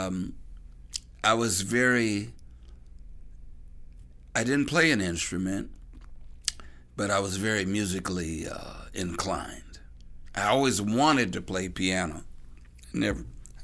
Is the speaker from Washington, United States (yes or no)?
no; Los Angeles, California, United States; moved away; also born or lived in Chicago, Illinois; I was growing up in Los Angeles